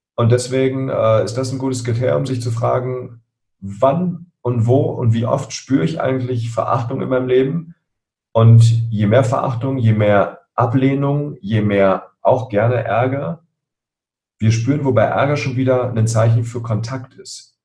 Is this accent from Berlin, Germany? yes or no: yes; Berlin, Germany; ich bin in Spandau aufgewachsen, hier in Berlin